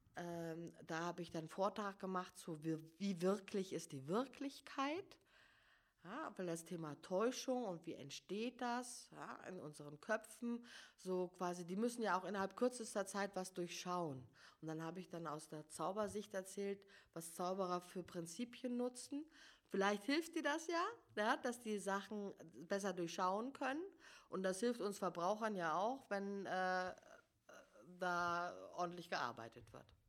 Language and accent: German; Giessen, Hesse, Germany; accent: Hessian; moved away as an adult; also born or lived in Hamburg; ich komme ursprünglich aus Hessen, also in Gießen bin ich aufgewachsen